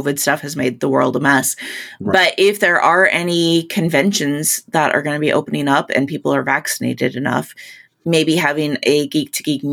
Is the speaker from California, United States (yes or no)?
no; Alaska, United States; now in North Dakota, United States; I grew up in Alaska